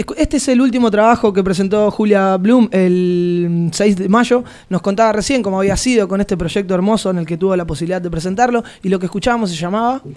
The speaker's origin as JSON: {"language": "Spanish", "country": "Argentina", "moved": "yes", "lives_now": "Barcelona, Spain", "said": "somos argentinos"}